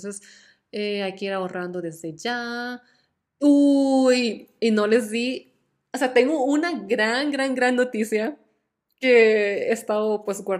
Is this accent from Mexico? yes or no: no; Costa Rica; moved away; yo salí de Costa Rica el, como el 20 y algo de septiembre del 2018. Entonces ya oficialmente han pasado más de cuatro años desde que toqué suelo tico.